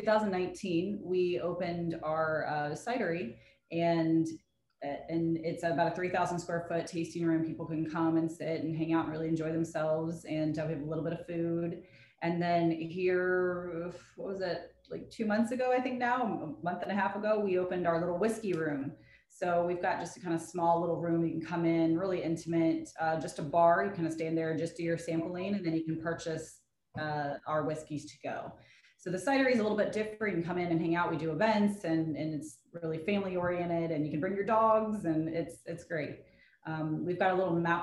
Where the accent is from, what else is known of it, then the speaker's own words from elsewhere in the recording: Parkersburg, West Virginia, United States; I'm from Parkersburg